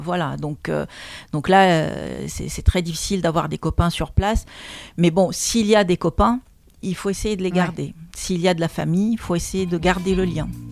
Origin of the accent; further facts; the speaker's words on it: Lebanon; moved away as an adult; also born or lived in Moscow, Russia / Warsaw, Poland; now in France; je suis arrivée en France à l'âge de 25 ans parce que je suis née au Liban d'une famille libanaise